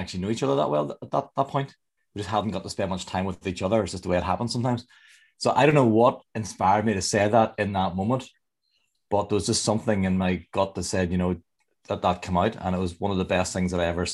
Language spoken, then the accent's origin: English; Northern Ireland, United Kingdom; I'm from Northern Ireland, about 20 miles south of Belfast.